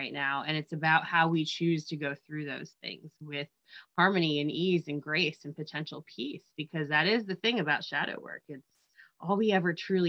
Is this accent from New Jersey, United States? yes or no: yes; New Jersey, United States; I'm from Jersey and raised by Steelers